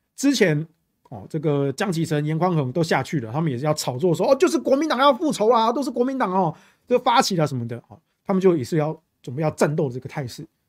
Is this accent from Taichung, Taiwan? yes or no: yes; Taichung, Taiwan; 我们台中人没有在分什么蓝绿